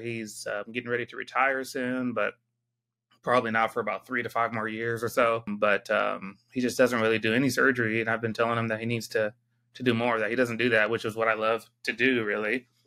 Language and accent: English; San Diego, California, United States; moved away as an adult; also born or lived in Georgia / Michigan / Arizona; now in Texas, United States; I was born and raised in San Diego.